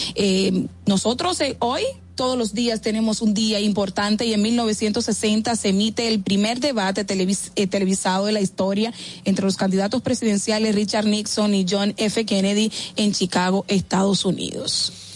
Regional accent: Dominican Republic; como buenos dominicanos

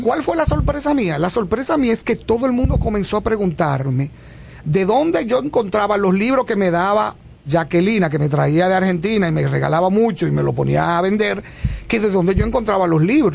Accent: Barahona, Dominican Republic; moved away as an adult; yo nací en Barahona y vine a la universidad a los 17 años

